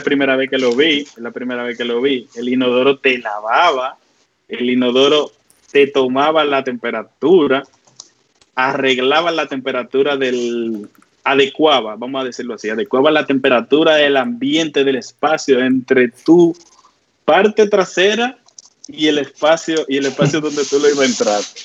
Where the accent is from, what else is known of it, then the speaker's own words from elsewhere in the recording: Dominican Republic; tenemos muchos de nosotros como dominicanos, tenemos muchos familiares allí